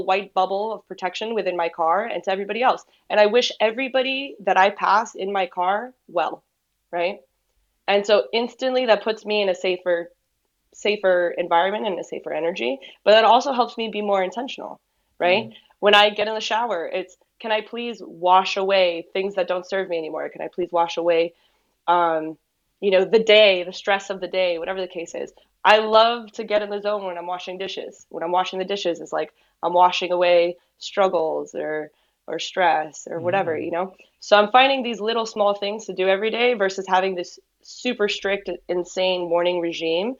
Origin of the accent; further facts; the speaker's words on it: Miami, Florida, United States; I was born and raised here in Miami